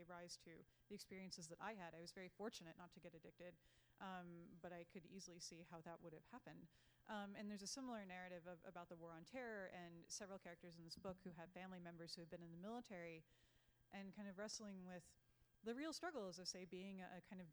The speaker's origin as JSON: {"language": "English", "town": "Newville", "region": "Pennsylvania", "country": "United States", "tie": "born or raised there", "moved": "yes", "said": "I grew up in Newville, Pennsylvania, which right down 81, it's south of Carlisle"}